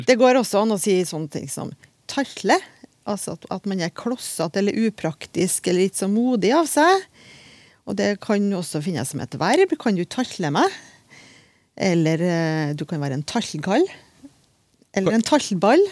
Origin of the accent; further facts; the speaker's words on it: Trøndelag, Norway; Jeg er jo trønder